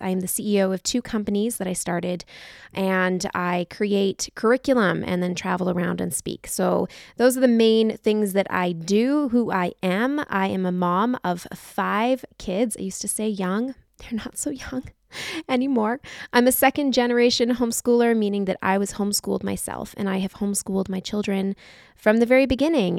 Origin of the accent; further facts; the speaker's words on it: Canada; We're from Canada